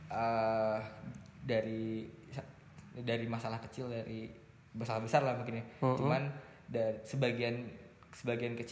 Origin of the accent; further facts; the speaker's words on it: Indonesia; born there; gue kan cuma lahir numpang di Indonesia gue kan cuma lahir kebetulan aja